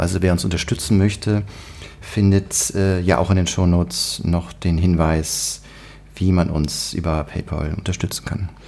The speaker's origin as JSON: {"language": "German", "town": "Niebüll", "region": "Schleswig-Holstein", "country": "Germany", "tie": "born or raised there", "moved": "yes", "said": "meine Geburtsstadt zu passieren, möchte ich sagen, wo ich auch zur Schule gegangen bin"}